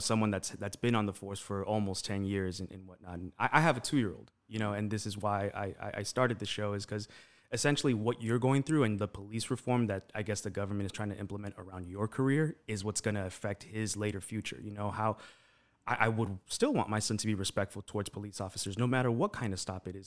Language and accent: English; Los Angeles, California, United States; moved away as an adult; now in Las Vegas, United States; growing up in East L